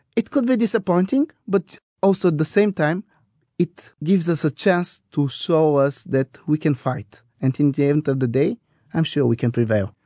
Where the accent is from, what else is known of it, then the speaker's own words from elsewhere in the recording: Bulgaria; we are the Scottish on the Balkans.